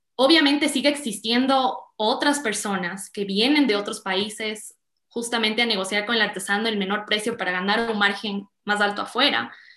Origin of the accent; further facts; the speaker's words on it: Quito, Pichincha, Ecuador; also born or lived in California; yo soy quiteña